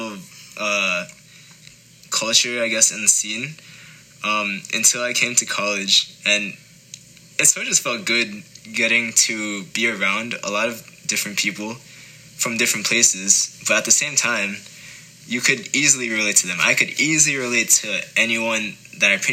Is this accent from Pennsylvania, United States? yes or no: no; Westchester, New York, United States; I'm from Westchester. Shout out to Westchester, 914, not upstate. Just north of the Bronx, it's right next to it.